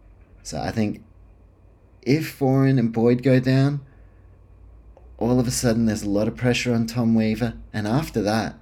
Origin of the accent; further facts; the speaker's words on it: New Zealand; And even when you do watch it as a Kiwi, you know, there is a fucking gap in discrepancy.